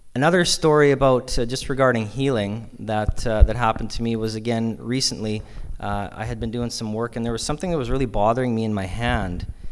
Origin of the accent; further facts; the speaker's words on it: Yorkton, Saskatchewan, Canada; I grew up in Yorkton here